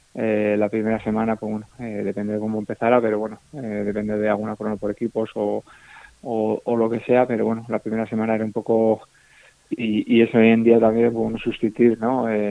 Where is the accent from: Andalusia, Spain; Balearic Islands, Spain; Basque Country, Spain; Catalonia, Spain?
Basque Country, Spain; Usurbil; now in Zarautz, Spain; yo soy de Usurbil, eh, de un pueblo que está muy cerca de San Sebastián, a 9 kilómetros